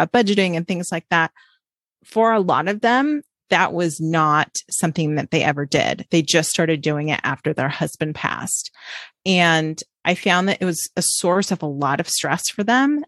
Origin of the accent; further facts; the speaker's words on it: Orange County, California, United States; I grew up in Orange County, California.